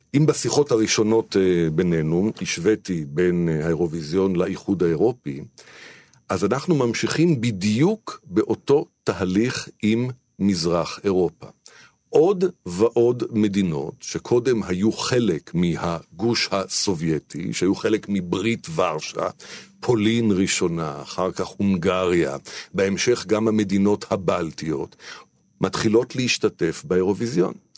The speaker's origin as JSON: {"language": "Hebrew", "country": "Israel", "said": "אצלנו בישראל"}